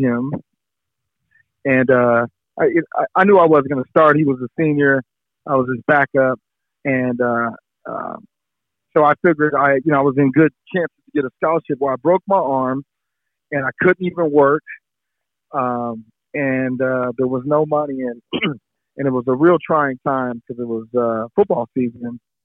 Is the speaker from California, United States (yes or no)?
yes; San Diego, California, United States; also born or lived in Washington D.C.; I grew up in San Diego